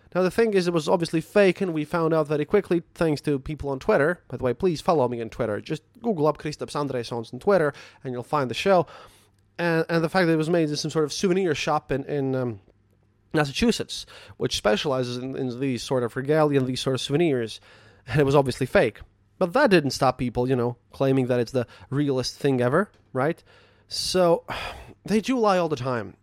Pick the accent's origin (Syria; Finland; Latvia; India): Latvia